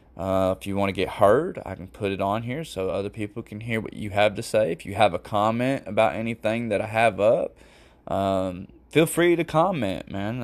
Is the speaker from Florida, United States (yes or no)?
yes; Fort Lauderdale, Florida, United States; I'm from Fort Lauderdale, Florida